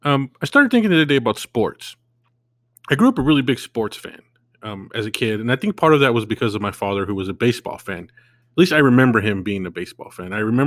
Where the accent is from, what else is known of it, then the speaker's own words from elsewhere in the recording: California, United States; moved away as an adult; now in Arizona, United States; Because I was born and raised in California